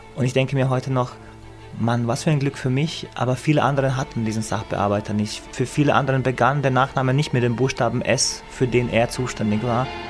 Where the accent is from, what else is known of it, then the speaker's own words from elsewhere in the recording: Višegrad, Republika Srpska, Bosnia & Herzegovina; moved away; also born or lived in Heidelberg, Germany; Wir haben es gerade geschafft, vor den Massakern in, in Visegrad, in meiner Heimatstadt, zu fliehen und waren in Heidelberg